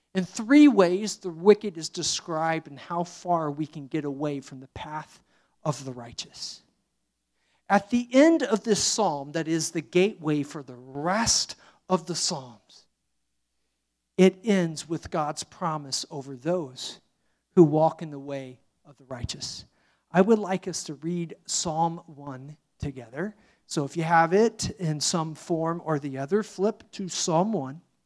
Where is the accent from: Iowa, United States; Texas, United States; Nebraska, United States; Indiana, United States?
Indiana, United States; moved away; I'm from Indiana